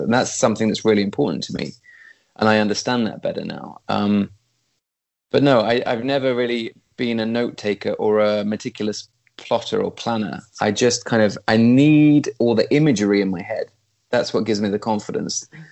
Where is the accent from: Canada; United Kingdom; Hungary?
United Kingdom; East Midlands; moved away as an adult; also born or lived in London; now in Sweden; I'm a country boy. I was brought up in the East Midlands in the middle of nowhere